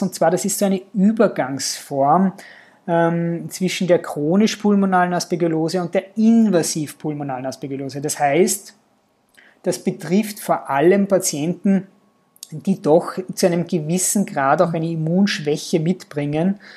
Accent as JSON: {"language": "German", "country": "Austria", "also_born_or_lived": "Linz", "said": "bei uns in Österreich"}